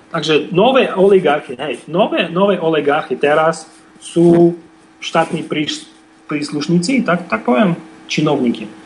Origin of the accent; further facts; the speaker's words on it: Russia; Slovak is a second language; naše svoje ruské